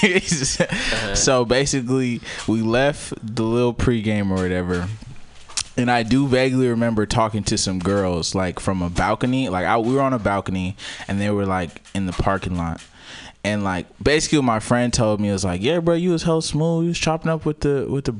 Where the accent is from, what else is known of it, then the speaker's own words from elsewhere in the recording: California, United States; I'm from Cali